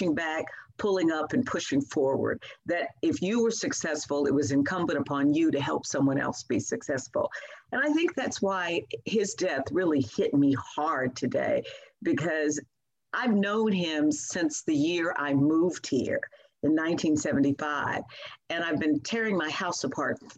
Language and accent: English; Louisville, Kentucky, United States; growing up in Louisville, Kentucky, you know, I was born in 1947